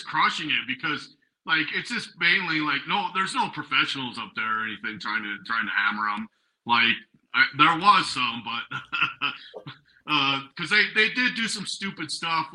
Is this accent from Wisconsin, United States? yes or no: no; Billings, Montana, United States; I grew up in Montana. I'm from Billings, Montana.